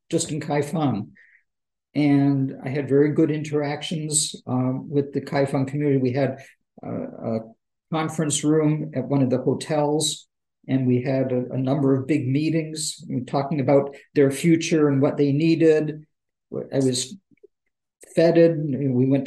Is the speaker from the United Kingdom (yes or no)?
no; Canada; also born or lived in Seattle; being a Canadian Jew when I went to China for the first time, and I was a student there, and they would say, where are you from? And I'd say, I'm from Canada